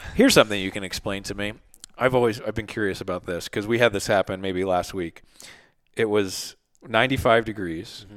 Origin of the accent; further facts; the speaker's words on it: Philadelphia, Pennsylvania, United States; I grew up in Philly